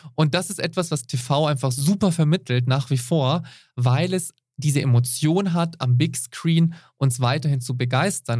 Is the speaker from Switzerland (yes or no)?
yes; Switzerland; bei uns in der Schweiz